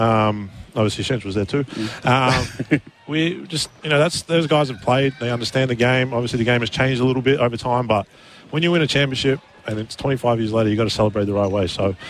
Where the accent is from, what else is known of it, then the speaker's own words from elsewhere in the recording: Melbourne, Victoria, Australia; moved away as an adult; now in Adelaide, Australia; I'm by myself here. I don't have any family because I'm from Melbourne